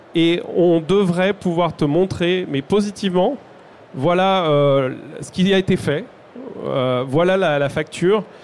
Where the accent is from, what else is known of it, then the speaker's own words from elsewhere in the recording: France; nous, en tant que Français